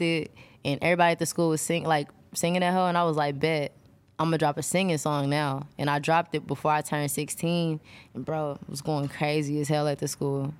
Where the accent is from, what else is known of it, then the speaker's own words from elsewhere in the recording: Texas, United States; I'm from Texas